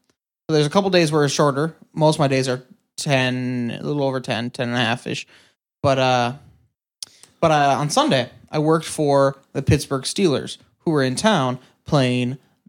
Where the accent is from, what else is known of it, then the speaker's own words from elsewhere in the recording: Ireland; Okay, so basically, moral of the story is our music's on Spotify and we're Irish?